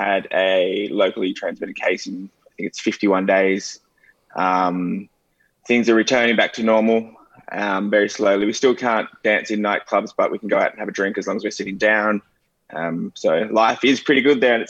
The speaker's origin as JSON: {"language": "English", "town": "Wollongong", "region": "New South Wales", "country": "Australia", "tie": "born or raised there", "also_born_or_lived": "Goulburn", "moved": "yes", "said": "I was born in Goulburn, which is actually a sheep farming town, but I grew up in Wollongong, which is just off the coast of, just down south from Sydney on the beach"}